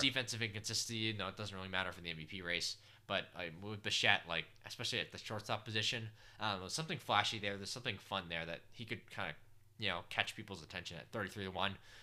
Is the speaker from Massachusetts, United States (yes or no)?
yes; Boston, Massachusetts, United States; I'm from Boston